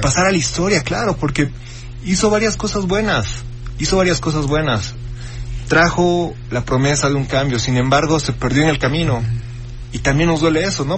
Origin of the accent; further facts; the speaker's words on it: Bolivia; now in Mexico; como ciudadano boliviano